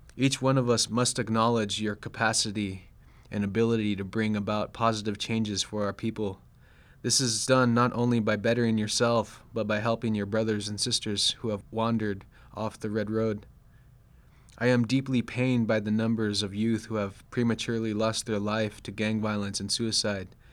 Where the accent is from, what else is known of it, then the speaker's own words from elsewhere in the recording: Sacramento, California, United States; I grew up in Sacramento, in the Sacramento area of California